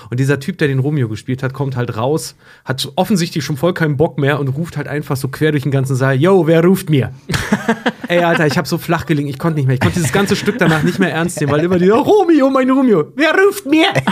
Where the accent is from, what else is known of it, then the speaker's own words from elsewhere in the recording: Schwedt, Brandenburg, Germany; now in Hamburg, Germany; In meiner Heimatstadt Schwedt